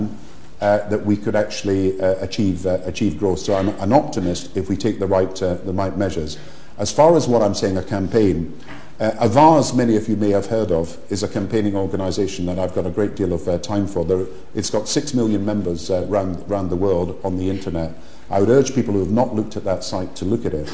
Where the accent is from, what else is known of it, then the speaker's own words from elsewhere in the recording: Kirkcaldy, Scotland, United Kingdom; Kirkcaldy, the town I was brought up